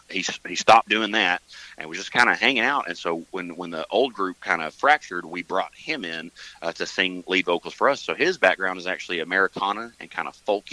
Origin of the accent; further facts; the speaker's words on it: Mountain View, United States; I play upright bass, and I'm from Mountain View.